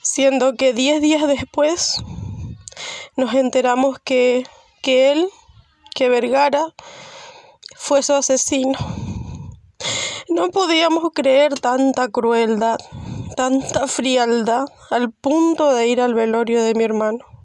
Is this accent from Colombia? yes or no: no; Santa Ana, Misiones, Argentina; Soy de la localidad de Santa Ana, Misiones